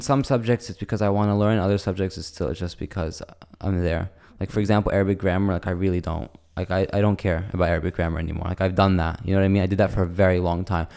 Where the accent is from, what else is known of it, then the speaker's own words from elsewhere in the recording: United States; accent: white accent; moved away; I have a very, like, white accent. Like, I don't even tell people I'm Arab anymore. I just say I'm American, and if they get some Palestinian, I'll just say, yeah, my mom's Palestinian.